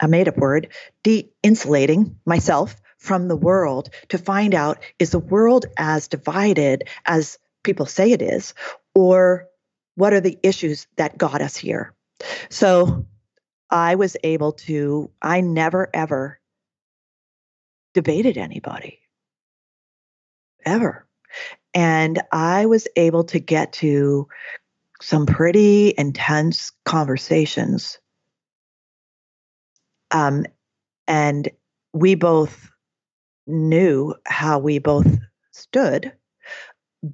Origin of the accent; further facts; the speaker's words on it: Oregon, United States; I'm from Oregon